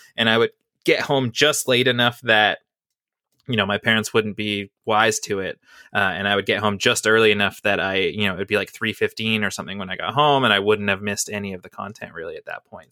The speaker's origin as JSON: {"language": "English", "country": "Canada", "said": "as a Canadian"}